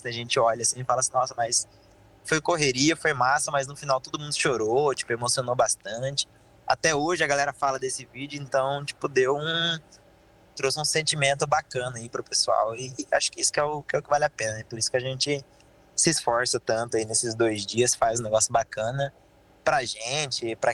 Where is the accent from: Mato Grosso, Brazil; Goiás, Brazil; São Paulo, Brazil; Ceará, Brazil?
Mato Grosso, Brazil; eu fico mais filmando dentista, eu vim do Mato